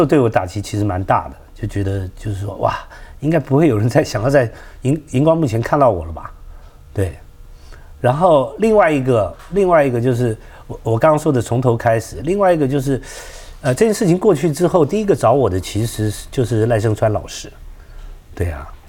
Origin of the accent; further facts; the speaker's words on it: Taiwan; 我们就是眷村长大的孩子